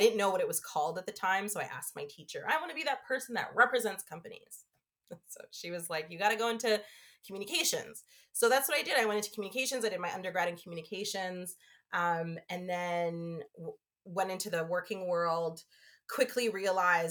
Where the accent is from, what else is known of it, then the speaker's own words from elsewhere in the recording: Canada; also born or lived in Toronto / United Kingdom; now in Ottawa, Canada; I came back home to Canada and I started working in marketing